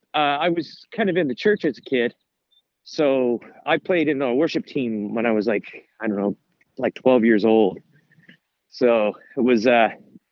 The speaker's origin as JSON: {"language": "English", "region": "New Brunswick", "country": "Canada", "tie": "born or raised there", "also_born_or_lived": "Dalhousie, New Brunswick / Saint John, New Brunswick / Fredericton, New Brunswick / Moncton, New Brunswick", "said": "I'm a 100% New Brunswicker. I was born in the North Shore, which is up in the Bay of Chaleur, like Charlotte, Dalhousie. Grew up in St. John and Fredericton."}